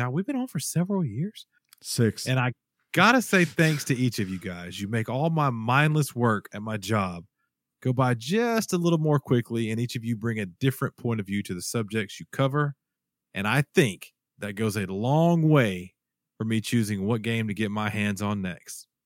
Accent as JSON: {"language": "English", "town": "Horn Lake", "region": "Mississippi", "country": "United States", "said": "from Memphis, uh, Tin Horn Lake, Mississippi."}